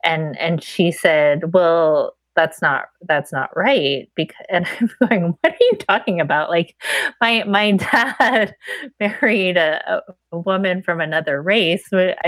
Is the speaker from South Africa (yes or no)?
no; Pittsburgh, Pennsylvania, United States; So I grew up in Pittsburgh, and I grew up in a blue collar area. And so it was mainly white.